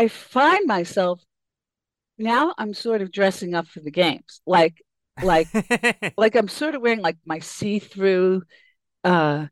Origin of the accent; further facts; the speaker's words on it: New York City, New York, United States; moved away; I grew up in Queens